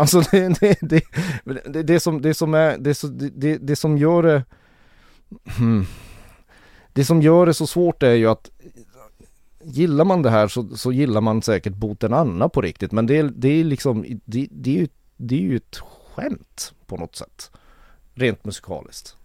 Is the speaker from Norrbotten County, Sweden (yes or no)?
yes; Kiruna, Norrbotten County, Sweden; jag är född och uppvuxen i Kiruna